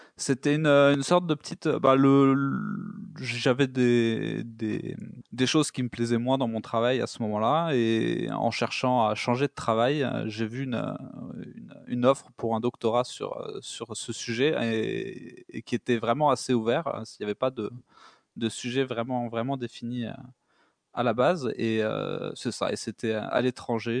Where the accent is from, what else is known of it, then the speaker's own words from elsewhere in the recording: near Spain, south-west France, France; moved away as an adult; also born or lived in Denmark; now in Canada; Je suis euh, français à la base. J'étais, euh, je viens du sud-ouest de la France, proche de l'Espagne